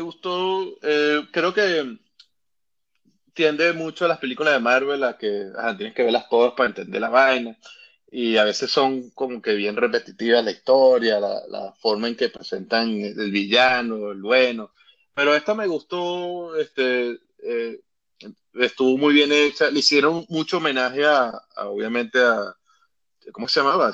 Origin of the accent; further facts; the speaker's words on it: Carora, Lara, Venezuela; yo soy de Carora, allá en, en, el estado Lara